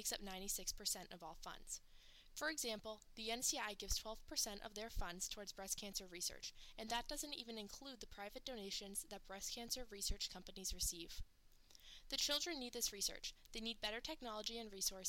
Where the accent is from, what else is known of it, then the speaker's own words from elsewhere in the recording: Bow, New Hampshire, United States; I am from Bow, New Hampshire.